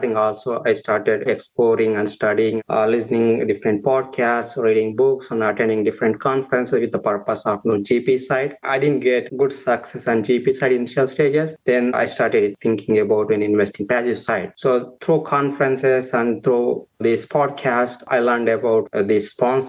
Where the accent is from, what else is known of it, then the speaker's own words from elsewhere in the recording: India; moved away as an adult; now in United States; I'm born and brought up in India for agriculture family, and also it's a small town.